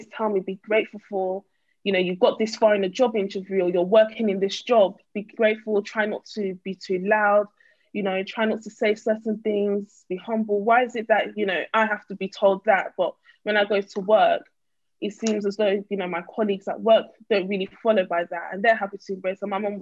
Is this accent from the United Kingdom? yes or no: yes; East of England, United Kingdom; also born or lived in North London / East London; I was born in North London and, you know, raised in Essex / East London